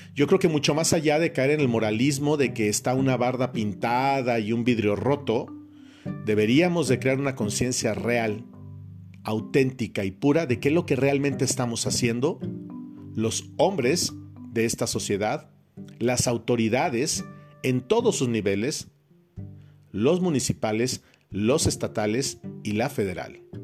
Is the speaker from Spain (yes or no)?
no; Mexico; en mi país, en México